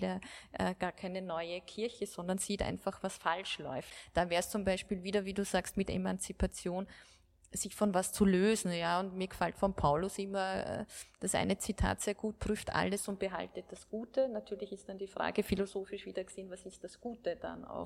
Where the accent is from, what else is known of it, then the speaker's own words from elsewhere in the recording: Austria; bei uns in Österreich